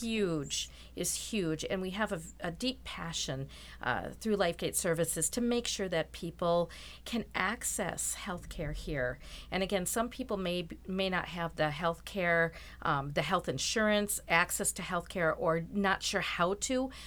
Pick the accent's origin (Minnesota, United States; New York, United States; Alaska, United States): Minnesota, United States; Rochester; I'm from Rochester, born and raised